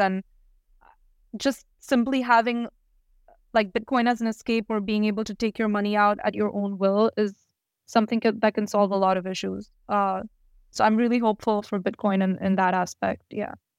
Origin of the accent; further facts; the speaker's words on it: India; moved away; I'm originally from India